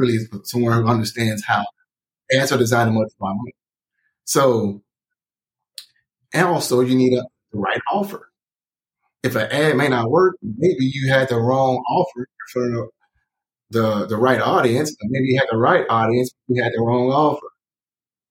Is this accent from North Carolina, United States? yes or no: no; Tyler, Texas, United States; now in Dallas, United States; I'm from Tyler, Texas.